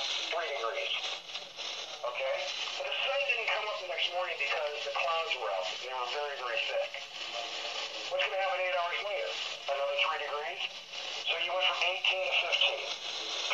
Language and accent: English; Las Vegas, Nevada, United States; moved away; also born or lived in Omaha; I grew up in Vegas by Area 51